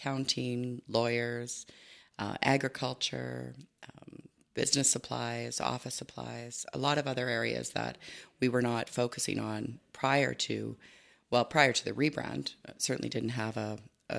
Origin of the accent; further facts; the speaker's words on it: Spruce View area near Sundre, Alberta, Canada; also born or lived in Innisfail, Alberta; born in Innisfil and grew up on a farm close to Sundry, Spruce View area